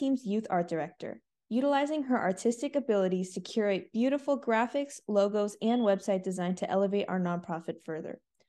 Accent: United States; I was born in the United States to Indian immigrants, so I fit the first definition.

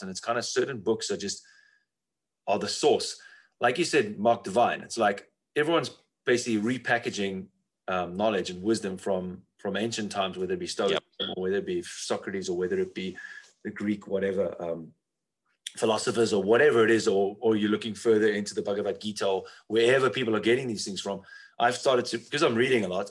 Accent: South Africa; where I come from South Africa

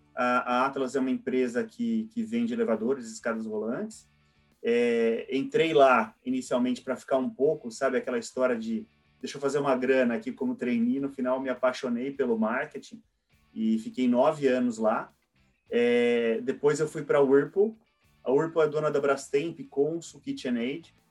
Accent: interior of São Paulo, Brazil; moved away as an adult; now in São Paulo, Brazil; na minha cidade natal, é, que, que é no interior de São Paulo

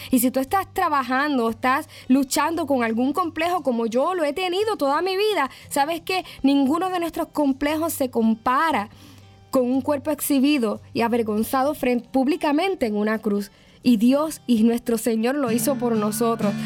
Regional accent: Yauco, Puerto Rico; mi pueblito Yauco, Puerto Rico

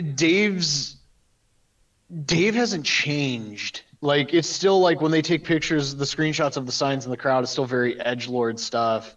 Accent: Western Ohio, United States; I'm from Western Ohio

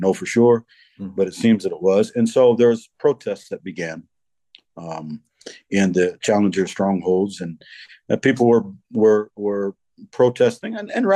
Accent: United States; moved away as an adult; I being an American

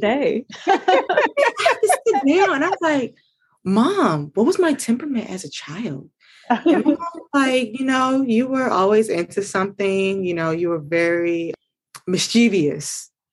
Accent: Maryland, United States; I am from Maryland

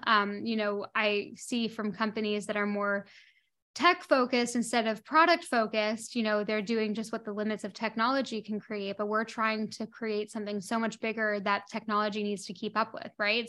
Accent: Toronto, Ontario, Canada; moved away as an adult; also born or lived in London; now in Bahamas; So, I grew up in Toronto, in Canada, and I left Toronto when I was eighteen, nineteen years old

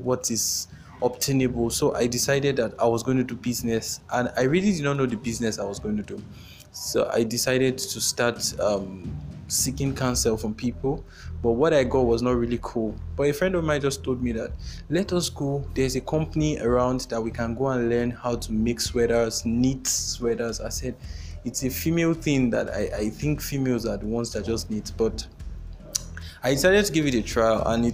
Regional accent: Nigeria; as a Nigerian

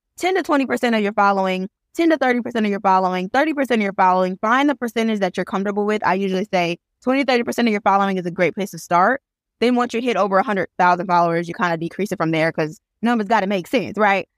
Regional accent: Flint, Michigan, United States; now in Birmingham, United States; I am originally from Flint, Michigan, but I currently live in Birmingham, Alabama

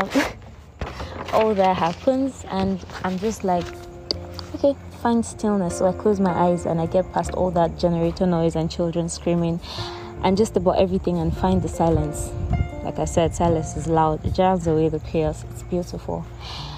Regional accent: Akwa Ibom, Nigeria; I am a Nigerian living in Nigeria. I'm from Akwa Ibom State

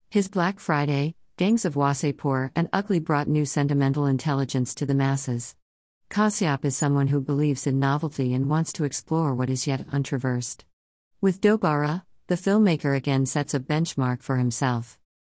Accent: India; As an Indian

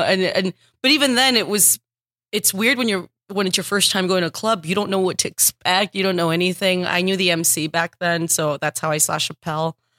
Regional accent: Texas, United States; moved away as an adult; also born or lived in Los Angeles; I'm from Texas. I started stand-up in Texas

